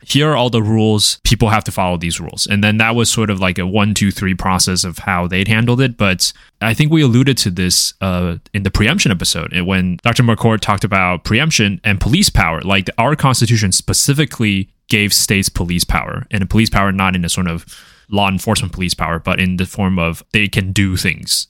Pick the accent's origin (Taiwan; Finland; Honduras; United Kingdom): Taiwan; moved away; I'm from Taiwan